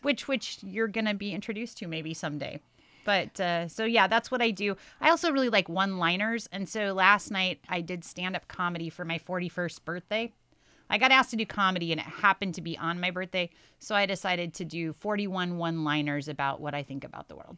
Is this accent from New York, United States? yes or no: no; Salem, Oregon, United States; moved away as an adult; now in Astoria, United States; I'm from Salem, Oregon, and I've lived in Astoria